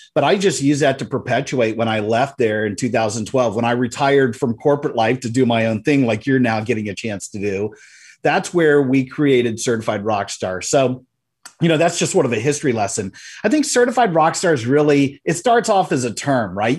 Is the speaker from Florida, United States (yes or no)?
yes; Central Florida, United States; in my hometown, I live in Central Florida